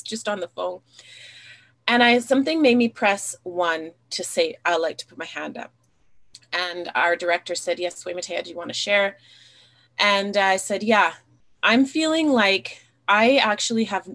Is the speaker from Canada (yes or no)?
yes; Alberta, Canada; I grew up here in Alberta, Canada. I grew up in a small town in a mixed race family.